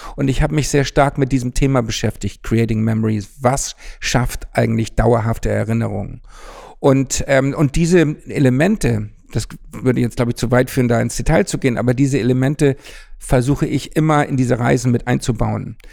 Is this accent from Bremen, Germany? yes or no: no; Hamburg, Germany; moved away as an adult; mal wieder nach Hamburg gekommen, in meine Geburtsstadt